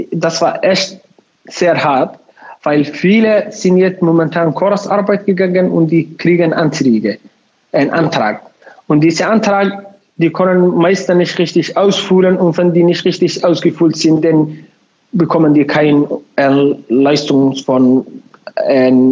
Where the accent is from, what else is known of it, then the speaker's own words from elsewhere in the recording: Somalia; German is a second language; now in Bremen, Germany; ich wohne in Bremen, ich komme aus Somalia. Seit fast sieben Jahren bin ich in Bremen, in Deutschland allgemein auch.